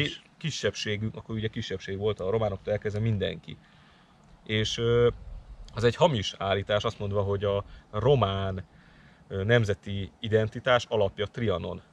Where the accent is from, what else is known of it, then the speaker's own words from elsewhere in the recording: Hungary; magyarok vagyunk itt a magyarságom